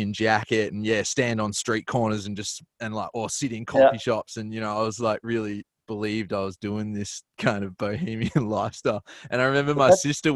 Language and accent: English; Melbourne, Victoria, Australia; Melbourne where I'm from.